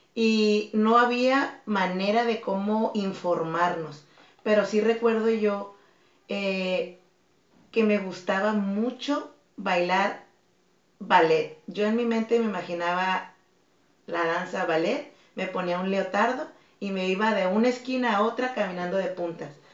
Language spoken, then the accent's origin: Spanish; Tijuana, Baja California, Mexico; also born or lived in Mazatlán, Sinaloa; yo nací en Mazatlán. En Mazatlán. Mazatlán, Sinaloa. Y a los tres años de edad eh, vine a radicar aquí a Tijuana. Ah, y de los tres años he estado en Tijuana.